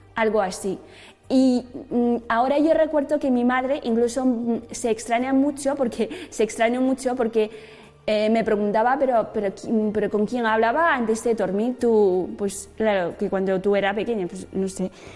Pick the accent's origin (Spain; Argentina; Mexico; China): China; Spanish is a second language; moved away; Yo nací en China, en una ciudad em, ni muy grande, pero ni muy pequeño